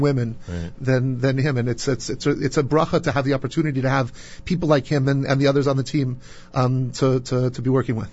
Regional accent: Santa Barbara, California, United States; now in New York, United States; I grew up in Santa Barbara, California

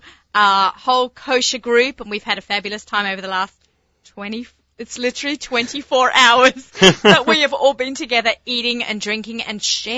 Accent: Australia; moved away; I'm an Aussie

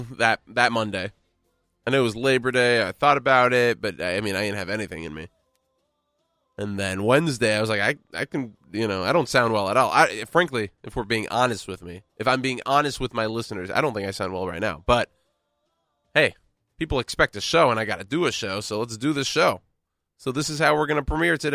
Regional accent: Texas, United States; now in New York City, United States; born and raised in Texas, a very patriotic state

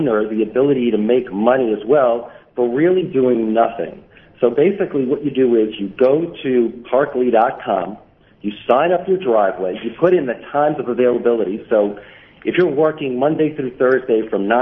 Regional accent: New York City, New York, United States; born or raised there

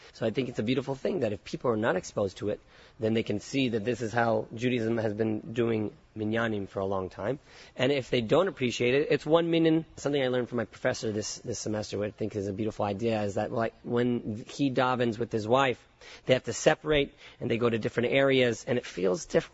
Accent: Concord, California, United States; moved away as an adult; also born or lived in San Francisco / San Diego / Israel; grew up in the suburbs, the suburbs called Concord, California

